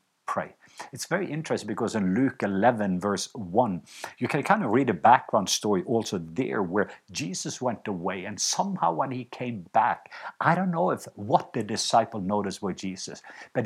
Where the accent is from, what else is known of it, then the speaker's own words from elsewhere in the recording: Norway; moved away; I was home in Norway not long ago, and I visited my home country